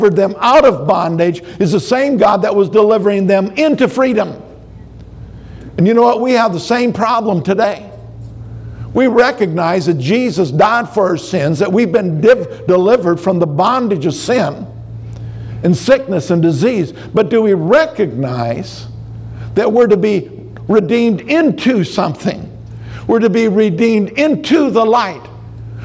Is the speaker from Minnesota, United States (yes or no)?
yes; Minnesota, United States; I'm from Minnesota